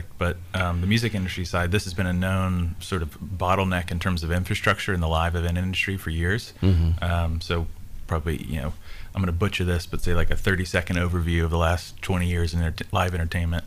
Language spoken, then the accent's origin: English; Tennessee, United States; I'm originally from Tennessee, was here through high school, moved away for college